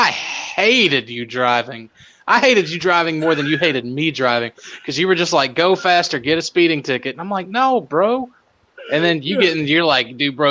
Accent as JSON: {"language": "English", "region": "the South", "country": "United States", "said": "I'm from the South"}